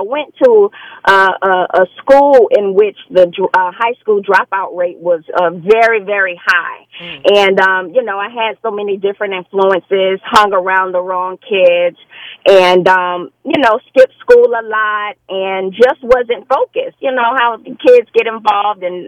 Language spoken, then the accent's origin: English; Fort Lauderdale, Florida, United States; I am from Fort Lauderdale, Florida